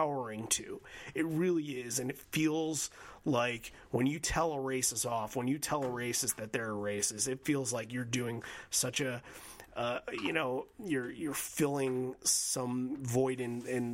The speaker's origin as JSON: {"language": "English", "town": "Bay Shore", "region": "New York", "country": "United States", "tie": "born or raised there", "said": "I was born in Southside Hospital in Bayshore, New York. Zip codes 11706"}